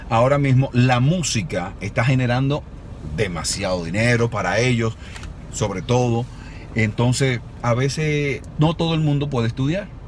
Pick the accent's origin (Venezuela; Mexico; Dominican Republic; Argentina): Dominican Republic; Y uno se siente feliz como dominicano, ¿no?